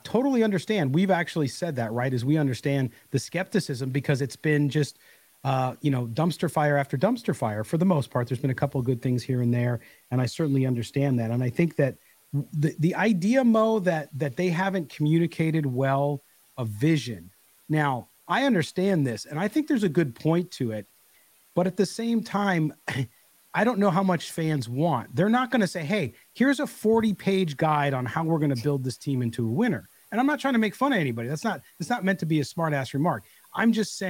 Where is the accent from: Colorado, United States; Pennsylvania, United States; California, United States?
California, United States; Carlsbad; also born or lived in Chicago; my hometown of Carlsbad, California, which is North San Diego County.